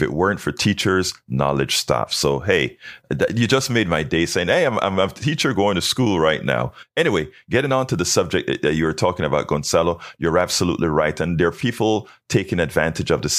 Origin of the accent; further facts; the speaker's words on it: Panama; now in United States; I'm from Panama where teachers were revered.